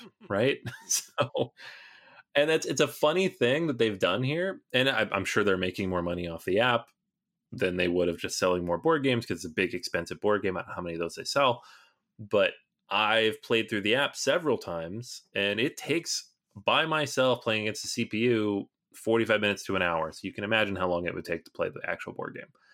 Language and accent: English; Seattle, Washington, United States; I grew up in Seattle area where the game was launched